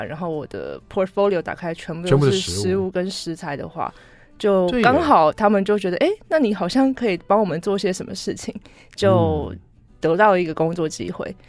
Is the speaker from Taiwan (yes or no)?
yes; Taipei, Taiwan; moved away as an adult; also born or lived in United States; 因为我是一个从小在台北长大的小孩